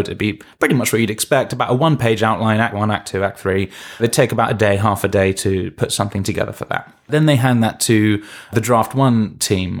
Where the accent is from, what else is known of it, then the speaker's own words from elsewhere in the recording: London, United Kingdom; I'm from London